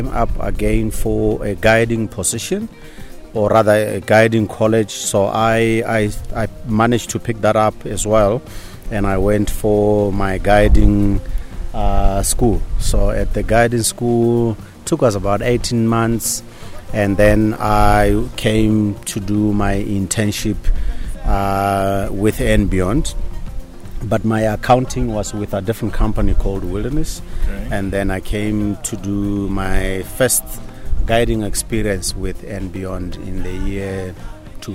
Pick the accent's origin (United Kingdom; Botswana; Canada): Botswana; Okavango Delta, North-West District; I grew up in the Okavango Delta, had a beautiful time of my young age exploring this this magnificent place